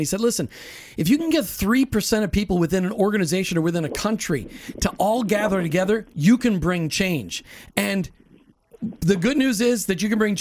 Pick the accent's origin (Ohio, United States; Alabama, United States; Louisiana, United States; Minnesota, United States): Minnesota, United States; I grew up in Minnesota